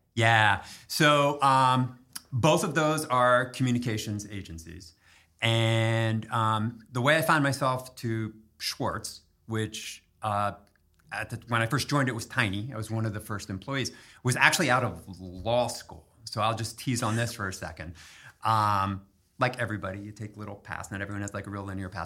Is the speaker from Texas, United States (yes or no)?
no; Harrisburg, Pennsylvania, United States; I grew up in Harrisburg